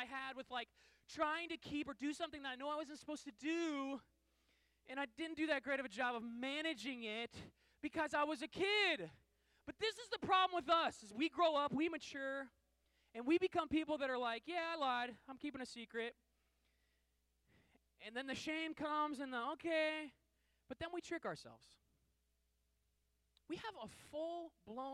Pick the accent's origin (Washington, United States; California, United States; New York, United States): Washington, United States; Seattle; I grew up in Seattle